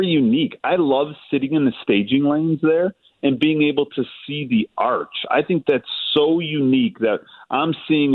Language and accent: English; Chicago, Illinois, United States; we're from Chicago